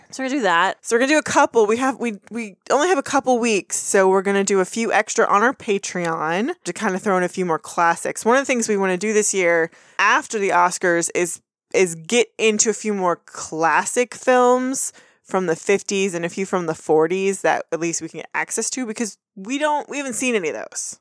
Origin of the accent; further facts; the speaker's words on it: Texas, United States; we're from Texas, we've grown up seeing footage of George W. Bush before he was president.